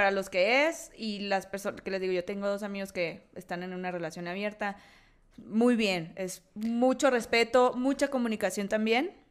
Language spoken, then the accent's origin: Spanish; Sonora, Mexico; accent: Sonoran; Yo, aparte, yo tengo un acento colombiano, sonorense.